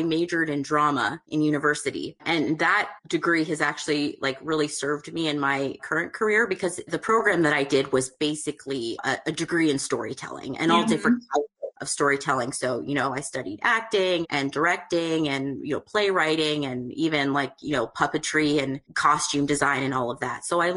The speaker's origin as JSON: {"language": "English", "country": "Canada", "said": "I'm actually from Canada"}